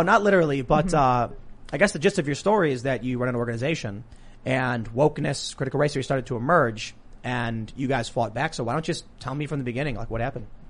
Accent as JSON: {"language": "English", "town": "Chicago", "region": "Illinois", "country": "United States", "said": "I'm a high school dropout from the South Side of Chicago and I'm from a mixed race family"}